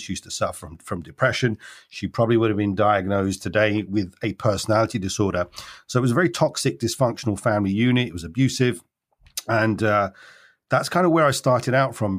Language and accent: English; London, United Kingdom; I was born in London